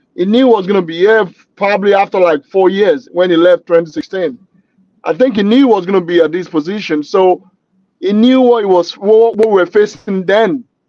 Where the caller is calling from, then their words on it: Naperville, Illinois, United States; Right now, I'm talking from Naperville, Illinois, United States.